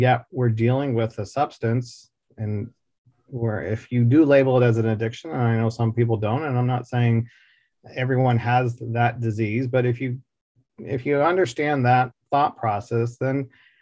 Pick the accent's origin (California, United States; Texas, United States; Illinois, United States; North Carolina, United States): Texas, United States; Dallas; I grew up here in Dallas, Texas